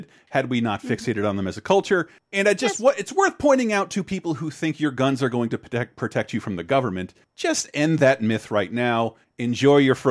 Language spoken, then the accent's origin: English; Florida, United States; I'm from Florida. We get hit by a hurricane pretty much once a year